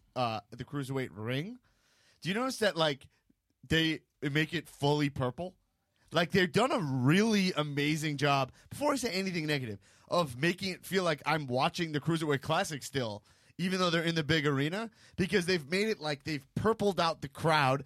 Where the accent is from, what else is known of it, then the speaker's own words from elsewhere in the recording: New York, United States; growing up in New York 'cause New York is too classy